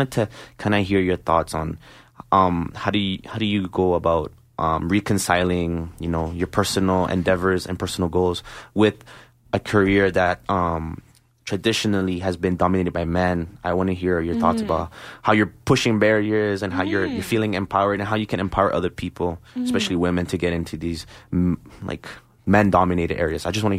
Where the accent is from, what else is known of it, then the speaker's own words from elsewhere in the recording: Barranquilla, Atlántico, Colombia; I'm from Barranquilla, Colombia.